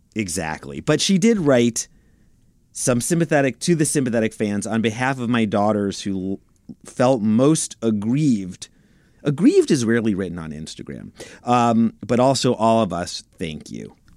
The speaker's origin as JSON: {"language": "English", "town": "New York City", "region": "New York", "country": "United States", "said": "I'm from Brooklyn, like, I'm from New York"}